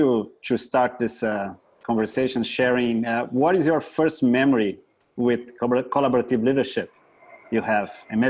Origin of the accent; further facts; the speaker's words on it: Brazil; now in Canada; I'm from Brazil, but I'm living in Canada